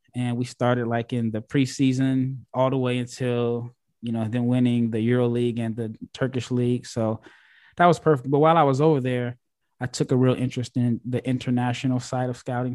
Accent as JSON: {"language": "English", "country": "United States", "said": "I'm this American guy"}